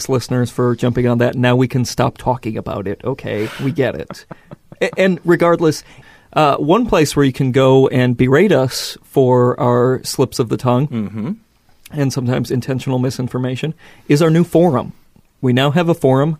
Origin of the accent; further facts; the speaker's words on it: Midwest, United States; accent: Midwest; we have a Midwest accent